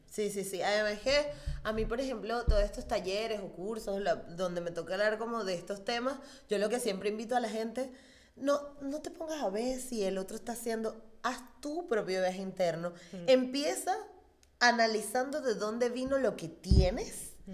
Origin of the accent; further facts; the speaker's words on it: Venezuela; yo soy una mujer negra venezolana